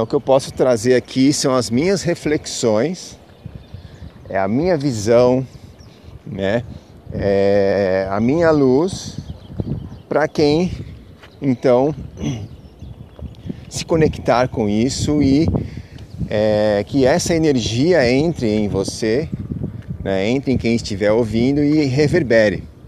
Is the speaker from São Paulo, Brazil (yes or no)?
yes; São Paulo, Brazil; now in Peruíbe, Brazil; eu sou de São Paulo, capital. Hoje moro, atualmente eu estou na, na Baixa da Santista, numa cidade chamada Peruíbe.